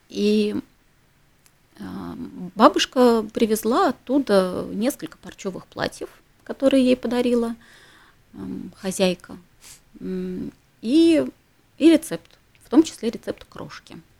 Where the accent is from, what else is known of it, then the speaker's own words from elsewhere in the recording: Ternopil, Ternopil Oblast, Ukraine; moved away; я родилась в Украине. Угу. Я родилась в городе Тернополе. угу. А, это на западе Украины, недалеко угу. от э, Львова.